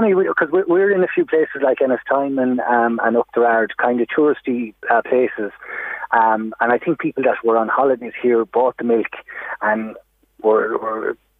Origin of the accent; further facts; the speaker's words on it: Galway, Connacht, Ireland; I'm actually from Galway myself.